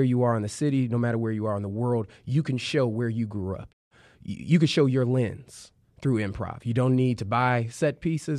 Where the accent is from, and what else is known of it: Chicago, Illinois, United States